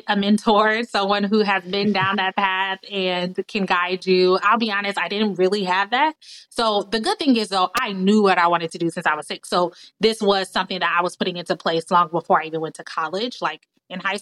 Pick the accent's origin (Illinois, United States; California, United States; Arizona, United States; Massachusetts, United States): Illinois, United States; Chicago; also born or lived in Washington, D.C. area; I was born in Chicago, raised near Chicago